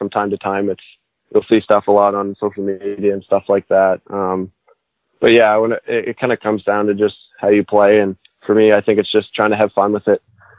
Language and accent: English; Halifax, Nova Scotia, Canada; a kid growing up here in Halifax